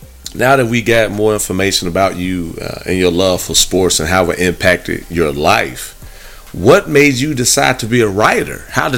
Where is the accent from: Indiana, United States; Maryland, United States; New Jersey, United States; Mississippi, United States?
Indiana, United States; moved away as an adult; also born or lived in Texas; I'm from Indiana myself, and so I'm from the Midwest.